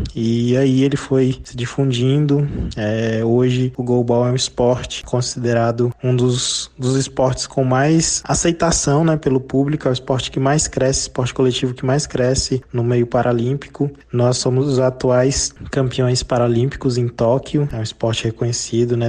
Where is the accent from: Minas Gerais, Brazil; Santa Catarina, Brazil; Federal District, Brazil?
Federal District, Brazil; Brasília; Eu também sou de Brasília, né? Nascido e criado em Brasília